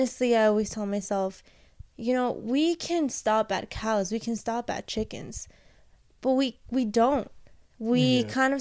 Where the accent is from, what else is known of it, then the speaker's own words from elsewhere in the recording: New York, United States; I'm a New Yorker.